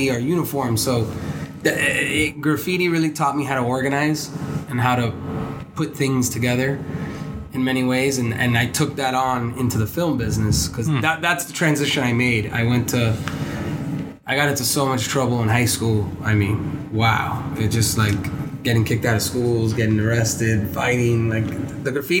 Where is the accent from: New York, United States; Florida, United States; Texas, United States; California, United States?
Florida, United States; Coral Gables; I grew up in Coral Gables, which is, pretty nice neighborhood